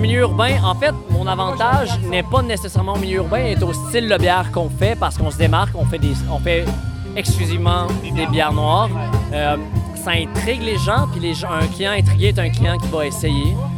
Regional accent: Abitibi, Quebec, Canada; moved away; Je viens de l'Abitibi

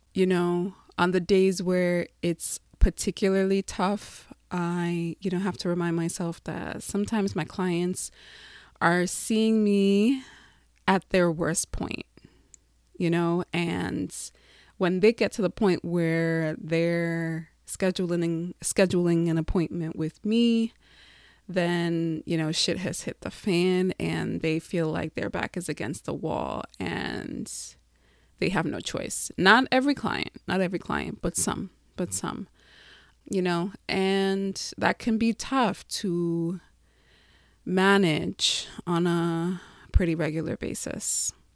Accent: Long Island, New York, United States; moved away as an adult; I grew up in Long Island, moved there. My family moved there when I was six. And I grew up there, had my formidable years there.

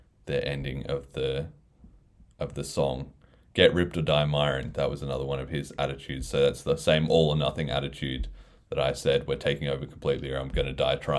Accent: Australia; being Australian

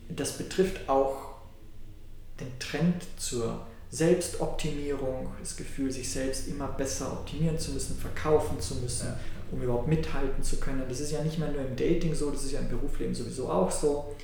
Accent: Austria; In meiner Heimat, Österreich

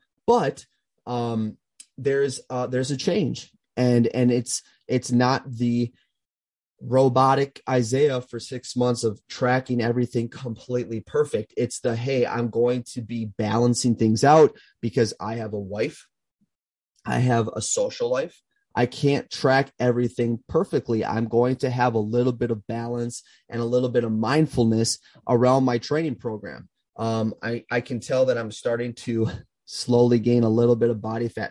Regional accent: Minnesota, United States; my hometown is in Minnesota

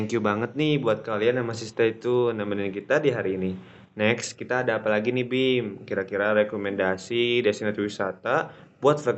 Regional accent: Bogor, West Java, Indonesia; gue gue juga kan orang Bogor tapi nggak semua orang Bogor tahu ini sih kayaknya

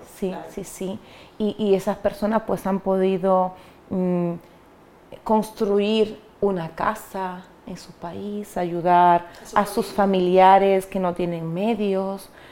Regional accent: Dominican Republic; moved away as an adult; now in Spain; yo soy dominicana y yo vengo a España

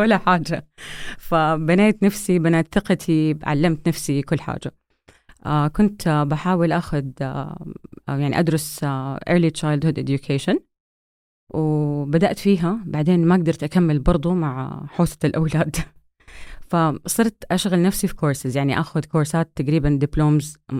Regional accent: Saudi Arabia; moved away as an adult; also born or lived in United States / Vancouver, Canada; اتولدت في أمريكا لأنه بحكم دراسة أبويا برا وبعدين آه، رجعنا وأنا تقريبا آه، على بداية مراحلي الابتدائية

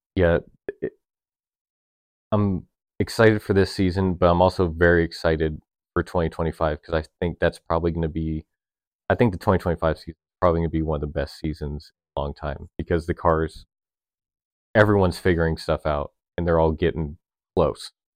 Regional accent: United States; as an American fan that loves American teams

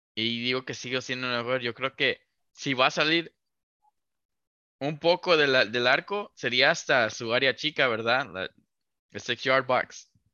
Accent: Mexico; crecer como, mexicanos

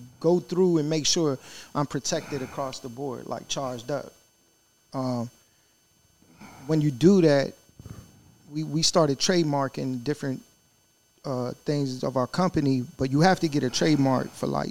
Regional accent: Richmond, Virginia, United States; we're from Richmond, Virginia

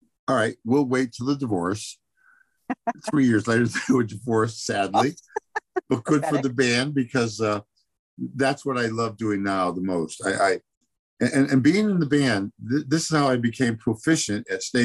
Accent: Meriden, Connecticut, United States; in my hometown at the time, Meriden

